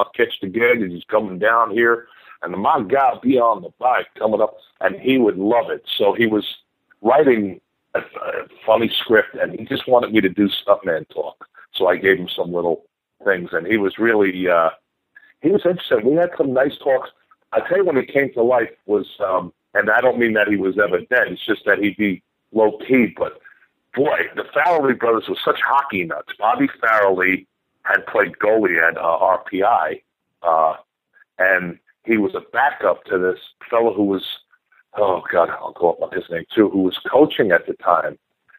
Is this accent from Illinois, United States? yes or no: no; Davenport, Iowa, United States; I'm a salesman in Davenport, or I'm headed to Davenport. I'm from Davenport.